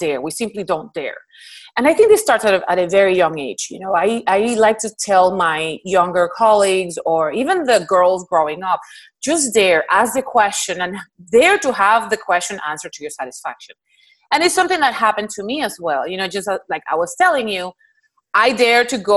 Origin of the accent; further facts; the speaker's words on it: Puerto Rico; moved away as an adult; now in Houston, United States; I'm originally from Puerto Rico, and that's where I did my all my training up to med school